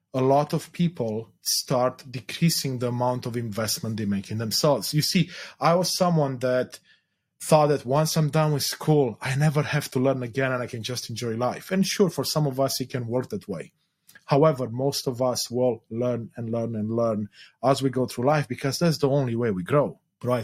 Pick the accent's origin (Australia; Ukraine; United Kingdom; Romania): Romania; moved away; I was born in Eastern Europe, in Romania specifically during the communist era